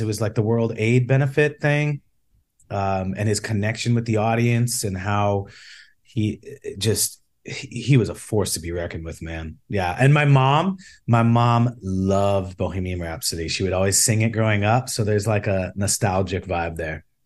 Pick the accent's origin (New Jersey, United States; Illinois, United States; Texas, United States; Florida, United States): Illinois, United States; Chicago; I grew up in the South Side of Chicago